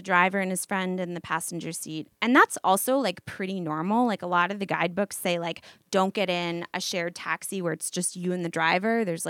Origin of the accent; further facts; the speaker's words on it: United States; I didn't feel, like, singled out for being American.